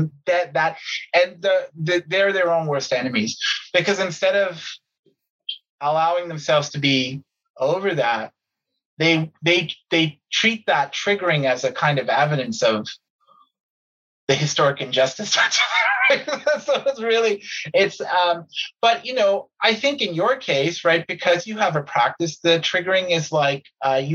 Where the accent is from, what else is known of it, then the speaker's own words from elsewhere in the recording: Canada; as a Canadian